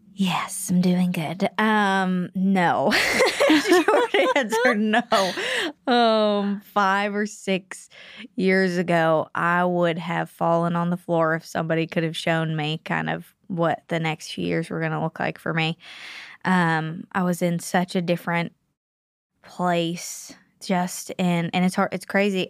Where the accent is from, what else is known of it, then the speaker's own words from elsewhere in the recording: Pittsburgh, Pennsylvania, United States; moved away as an adult; I'm from Pennsylvania